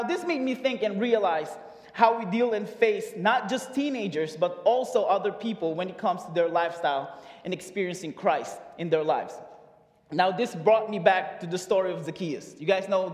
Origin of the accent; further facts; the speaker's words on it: Philippines; now in United States; I moved here in 2012 from the Philippines. As you can tell, I'm Filipino